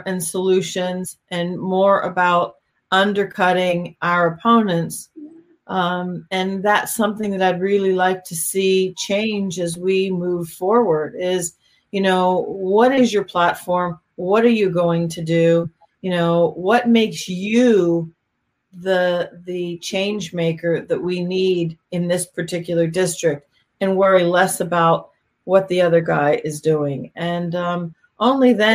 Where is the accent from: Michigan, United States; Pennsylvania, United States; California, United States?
Pennsylvania, United States; also born or lived in Miami; now in North Carolina, United States; I grew up in Pennsylvania